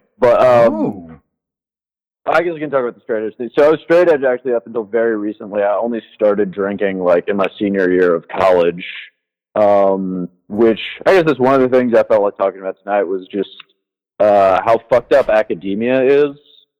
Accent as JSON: {"language": "English", "region": "Tennessee", "country": "United States", "tie": "born or raised there", "said": "like I said, I'm from Tennessee, so definitely grew up around a lot of country music, never really got into it."}